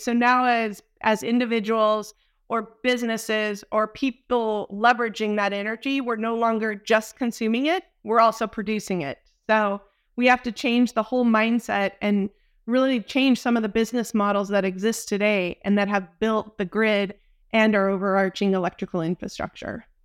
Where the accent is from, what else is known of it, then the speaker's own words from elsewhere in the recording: Dallas, Texas, United States; I'm from Dallas